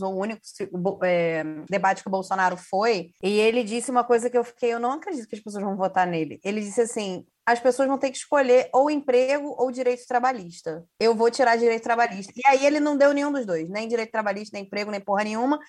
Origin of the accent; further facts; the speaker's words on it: Rio de Janeiro, Brazil; enquanto carioca